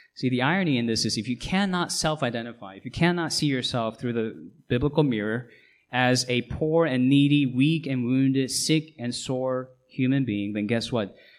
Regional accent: Seoul, South Korea; now in United States; I'm a US citizen, I wasn't born here. I was born in South Korea. I was born in Seoul

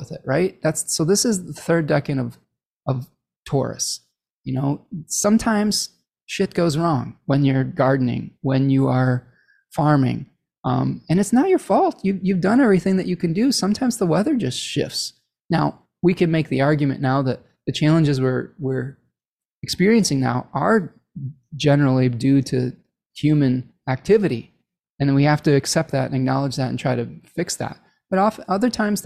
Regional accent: Michigan, United States; my home state of Michigan

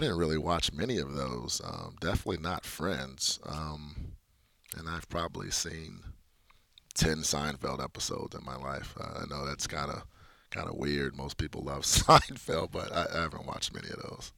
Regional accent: Chicago, Illinois, United States; growing up in Chicago

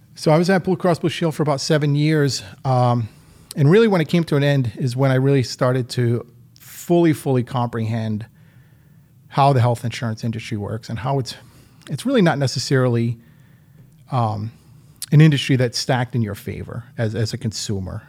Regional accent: Rhode Island, United States; moved away as an adult; also born or lived in Western Massachusetts; now in Holyoke, United States; I was born and raised in Rhode Island.

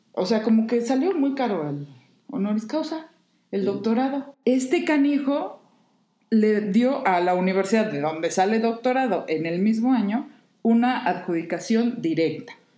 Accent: Mexico; nuestro México

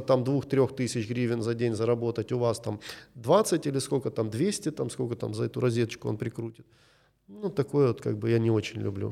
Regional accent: Kyiv, Ukraine; Я из Киева

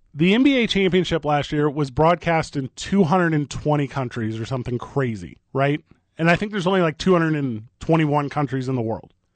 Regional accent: Illinois, United States; I grew up a Bulls fan 'cause I grew up in Illinois

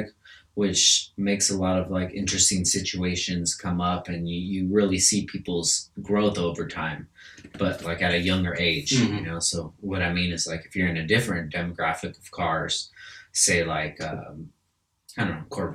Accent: California, United States; I'm from California, bro. And first and foremost, I'm from California

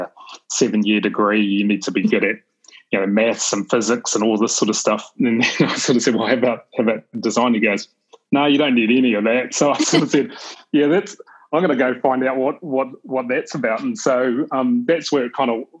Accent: New Zealand; I grew up in New Zealand, I'm a Kiwi

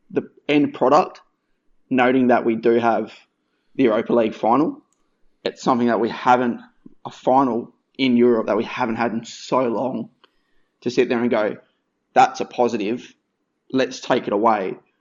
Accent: Western Australia, Australia; moved away; also born or lived in New South Wales / Brisbane; grew up in WA

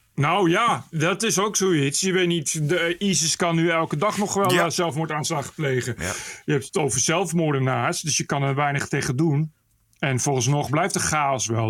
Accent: Ede, Gelderland, Netherlands; moved away; also born or lived in Nijmegen; het is gemeente Ede, daar kom ik vandaan

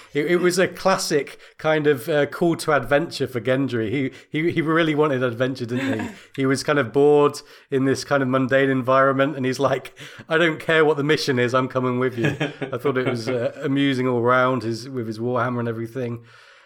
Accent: United Kingdom; I'm British

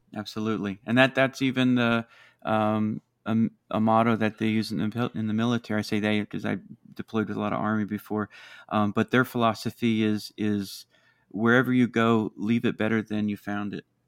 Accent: Maryland, United States; my home state uh, here in Maryland

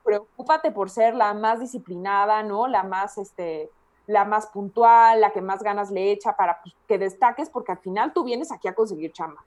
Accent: La Piedad, Michoacán, Mexico; moved away; also born or lived in Guadalajara; soy michoacana y más que soy de la piedad

